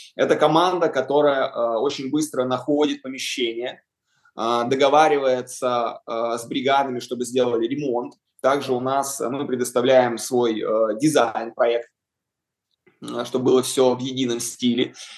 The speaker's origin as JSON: {"language": "Russian", "town": "Yaroslavl", "region": "Yaroslavl Oblast", "country": "Russia", "tie": "born or raised there", "said": "когда мы открыли свой салон в родном городе Ярославле"}